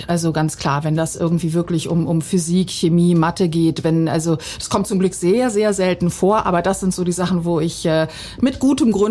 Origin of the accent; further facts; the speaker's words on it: Bosnia & Herzegovina; now in Germany; zur damaligen Situation meiner Heimat Bosnien.